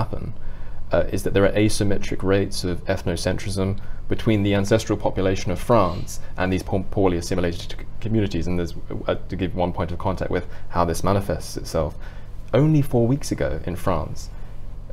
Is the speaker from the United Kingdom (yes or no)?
yes; United Kingdom